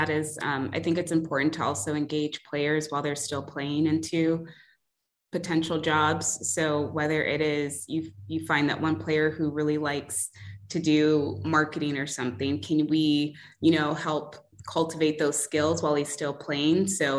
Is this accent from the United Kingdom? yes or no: no; Nigeria; I'm Nigerian. I've met tons of Nigerians through soccer.